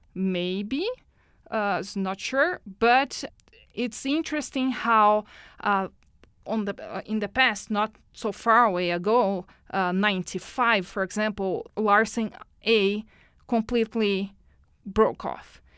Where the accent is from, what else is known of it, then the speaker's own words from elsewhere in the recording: Brazil; moved away as an adult; now in Edmonton, Canada; born in Brazil.